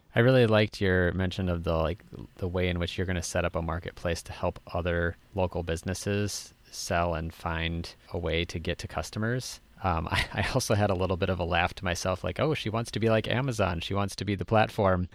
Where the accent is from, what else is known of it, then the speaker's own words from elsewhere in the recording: Minnesota, United States; I'm from Minnesota